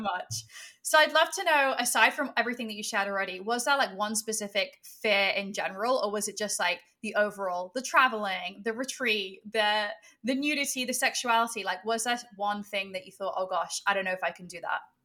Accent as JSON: {"language": "English", "region": "England", "country": "United Kingdom", "tie": "born or raised there", "said": "I grew up in England"}